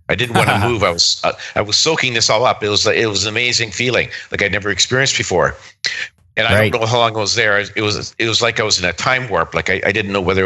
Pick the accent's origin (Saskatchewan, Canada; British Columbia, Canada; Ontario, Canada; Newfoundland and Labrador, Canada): Saskatchewan, Canada; moved away; also born or lived in Calgary; I was born and raised in Saskatchewan